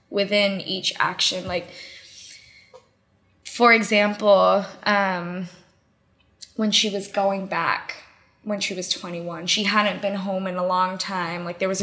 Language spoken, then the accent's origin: English; United States; at school and when I played soccer, like I'm American